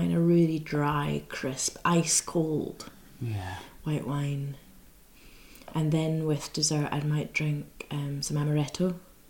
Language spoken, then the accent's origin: English; Scotland, United Kingdom; because I'm Scottish